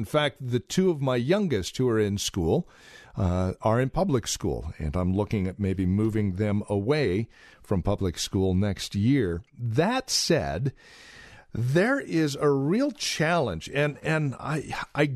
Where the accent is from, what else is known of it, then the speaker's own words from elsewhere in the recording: Yreka, California, United States; I was raised in Yreka, California.